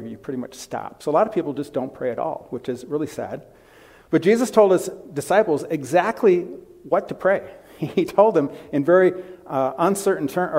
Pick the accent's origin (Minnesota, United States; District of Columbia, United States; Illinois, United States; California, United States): Minnesota, United States; Bloomington; moved away as an adult; also born or lived in Wisconsin; I grew up in Bloomington, just south of here.